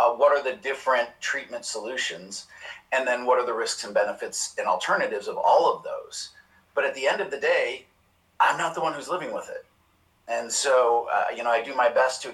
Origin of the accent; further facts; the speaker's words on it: Chicago, Illinois, United States; moved away as an adult; also born or lived in Baltimore; I grew up in Chicago